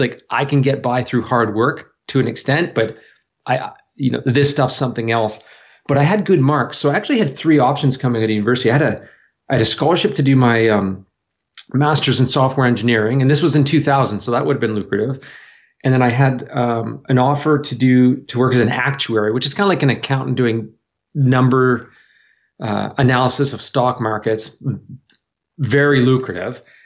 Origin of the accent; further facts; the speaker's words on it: New Brunswick, Canada; also born or lived in Toronto; now in Vancouver, Canada; I was born in Toronto, but I was raised on the east coast of Canada, so a place called, uh, in New Brunswick, which is just a little north of Maine.